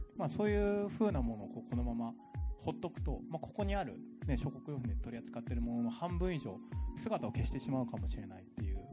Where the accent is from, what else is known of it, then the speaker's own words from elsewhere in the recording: Tokyo, Japan; moved away; 僕ももともと東京で生まれて今はもう東京住んでないんだけど